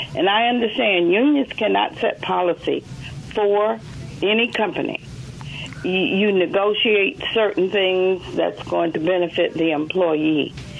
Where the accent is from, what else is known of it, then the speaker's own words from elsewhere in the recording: Mississippi, United States; we as Mississippians, and I live here, and I chose to live here. I was born in Mississippi